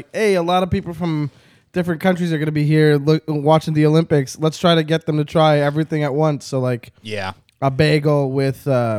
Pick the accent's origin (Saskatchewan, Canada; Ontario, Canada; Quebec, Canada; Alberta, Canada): Quebec, Canada; I was born in Quebec, so I am Quebecois.